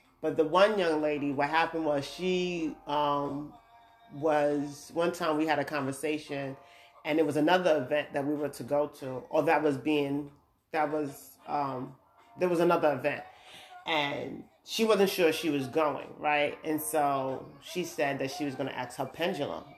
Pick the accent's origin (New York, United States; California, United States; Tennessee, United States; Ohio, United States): New York, United States; moved away as an adult; now in Georgia, United States; I'm from New York, I'm living in Georgia now